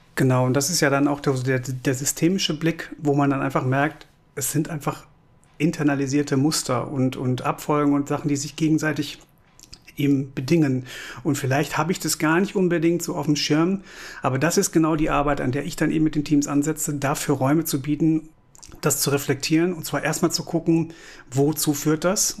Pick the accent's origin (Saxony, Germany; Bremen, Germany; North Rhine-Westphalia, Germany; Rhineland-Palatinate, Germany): North Rhine-Westphalia, Germany; Kamp-Lintfort; now in Cologne, Germany; ich komme aus Kamp-Lindfort, das liegt so am linken Niederrhein, äh, Ecke Ruhrgebiet, lebe, liebe und arbeite aber seit 2003 in Köln